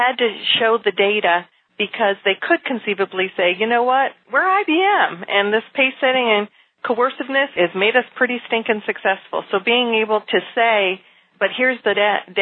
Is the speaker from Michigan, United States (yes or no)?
yes; outside of Detroit, Michigan, United States; I grew up outside of Detroit